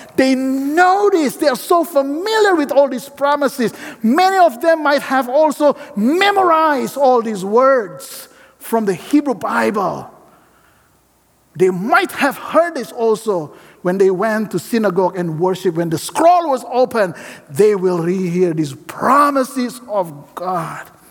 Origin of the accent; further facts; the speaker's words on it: Indonesia; moved away as an adult; now in Portland, United States; I come from Indonesia